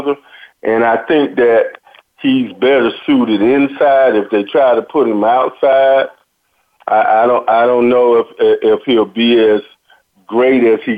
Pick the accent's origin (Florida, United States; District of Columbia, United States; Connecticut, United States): Florida, United States; Miami; growing up in Miami